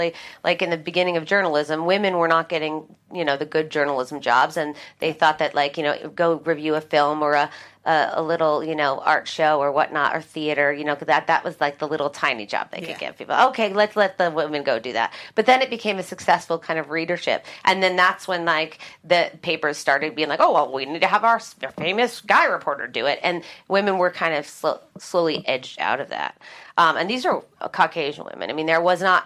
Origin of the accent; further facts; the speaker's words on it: Vail, Colorado, United States; moved away; I grew up in Vail, Colorado, and I was one of two girls in my graduating class